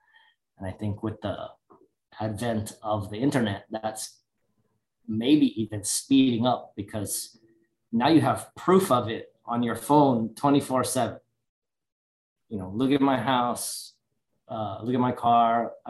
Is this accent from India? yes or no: no; Oahu, Hawaii, United States; also born or lived in California; now in North Carolina, United States; I don't live in Hawaii anymore